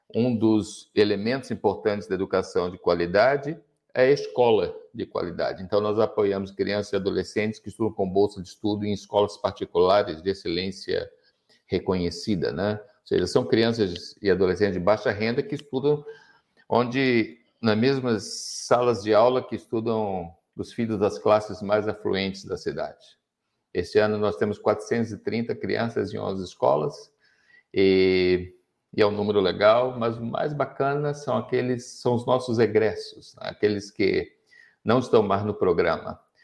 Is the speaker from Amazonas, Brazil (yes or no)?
no; Rio de Janeiro, Brazil; now in Joinville, Brazil; Eu moro em Joinville, eu sou carioca